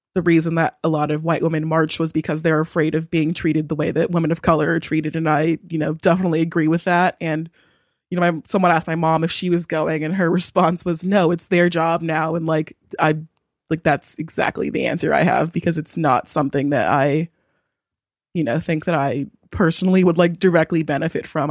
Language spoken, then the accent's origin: English; Southern California, United States; I was born and raised in Southern California.